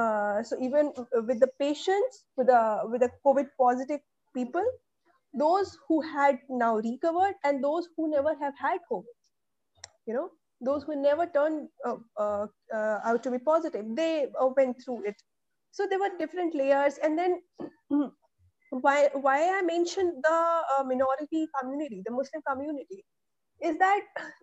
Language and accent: English; Chitrakoot, Uttar Pradesh, India; moved away as an adult; till my graduation, I have been in my hometown, which is Chitrakoot. It is in Bundelkhand region of Uttar Pradesh. So, well, in fact, half MP and half UP. So our house is in UP